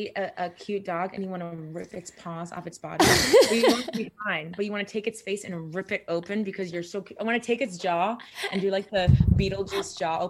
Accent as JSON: {"language": "English", "town": "Miami", "region": "Florida", "country": "United States", "tie": "born or raised there", "said": "I grew up in Miami."}